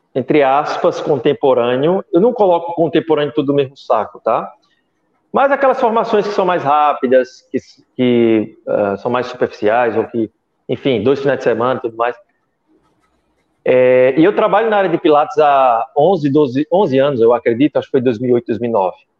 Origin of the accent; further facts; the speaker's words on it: Brazil; eu sou brasileiro